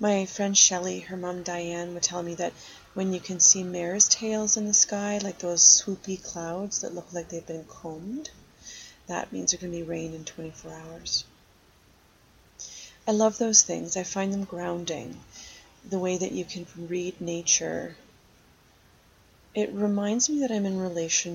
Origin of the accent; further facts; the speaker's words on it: Algonquin Park, Ontario, Canada; I spent a lot of my growing up in Algonquin Park